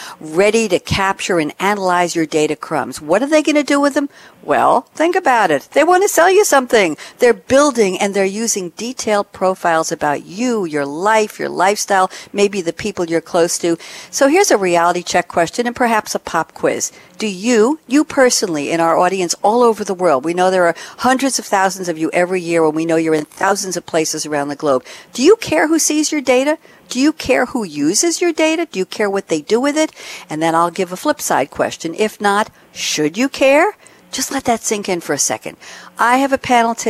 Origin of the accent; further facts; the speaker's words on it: New York, United States; I am from New York